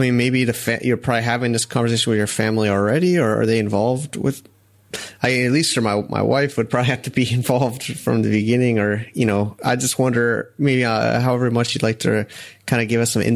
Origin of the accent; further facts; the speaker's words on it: Connecticut, United States; moved away as an adult; my hometown where I grew up in Connecticut